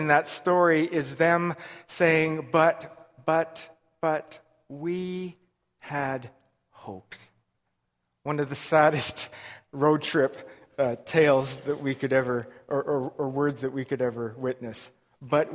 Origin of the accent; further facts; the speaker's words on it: Lethbridge, Alberta, Canada; I was born and raised in Lethbridge, Alberta.